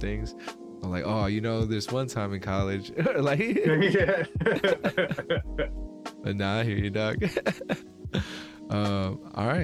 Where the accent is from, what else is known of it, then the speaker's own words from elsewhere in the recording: California, United States; we're both from California, living in multicultural areas